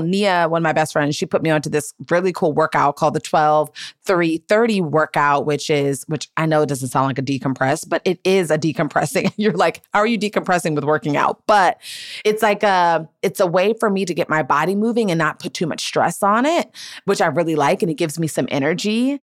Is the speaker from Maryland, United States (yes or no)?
yes; Gaithersburg, Maryland, United States; moved away as an adult; now in Los Angeles, United States; I grew up in Gaithersburg and Montgomery County and like in the DMV